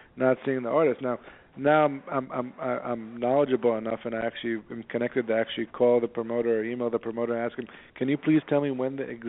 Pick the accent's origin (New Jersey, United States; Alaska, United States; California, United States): California, United States; San Diego; now in New York, United States; You know, I moved to New York from San Diego. I didn't know what the hell I wanted to do.